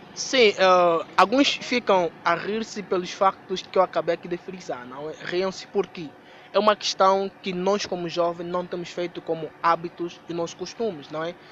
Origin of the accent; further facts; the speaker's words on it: Angola; A língua nacional, concretamente da nossa região, que é a região leste e temos como a língua materna Choc